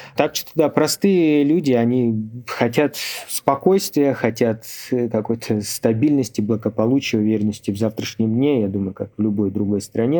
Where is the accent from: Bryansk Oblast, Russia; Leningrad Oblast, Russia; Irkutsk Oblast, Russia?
Irkutsk Oblast, Russia; я сам из Иркутской области